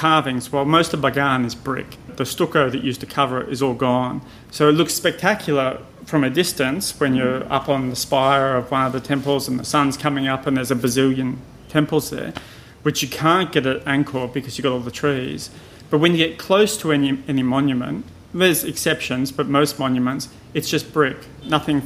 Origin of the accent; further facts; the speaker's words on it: Australia; moved away; I'm an Australian